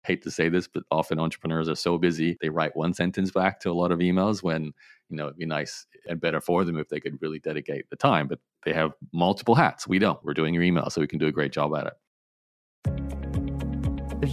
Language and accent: English; Australia; I grew up in Australia, so it was very much an Australian-focused business